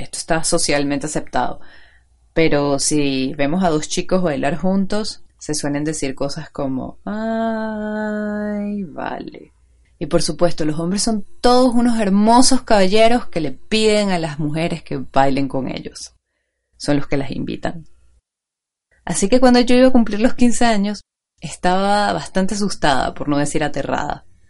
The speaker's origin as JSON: {"language": "Spanish", "country": "Venezuela", "accent": "Venezuelan", "said": "Los que pueden reconocer mi acento saben que soy venezolana"}